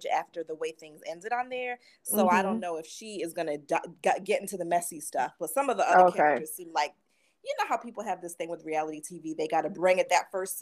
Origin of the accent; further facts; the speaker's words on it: D.C., Maryland, United States; moved away as an adult; now in New York, United States; I'm from Maryland, D.C. Mm-hmm. And so for me, you know, living in New York for this past couple decades, it's just really refreshing to see my old hometown featured in a reality show